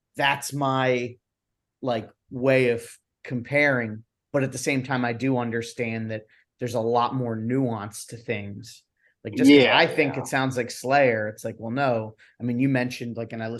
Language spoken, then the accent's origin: English; Philadelphia, Pennsylvania, United States; I'm from, you know, Philly area